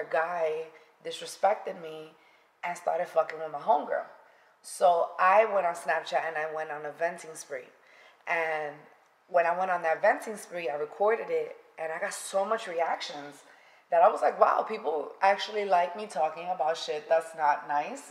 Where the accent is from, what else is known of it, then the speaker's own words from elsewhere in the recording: New York City, New York, United States; moved away; I am originally from the Bronx, and I grew up and was raised there.